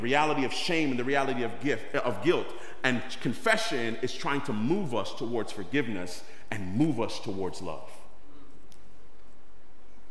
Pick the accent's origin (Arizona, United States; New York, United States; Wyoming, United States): New York, United States; New York City; I grew up in East New York, Brooklyn, and as a New Yorker